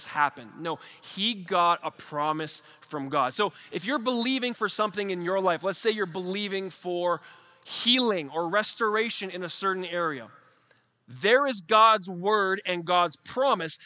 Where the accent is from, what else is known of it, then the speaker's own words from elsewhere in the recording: Canada; as a Canadian in 2023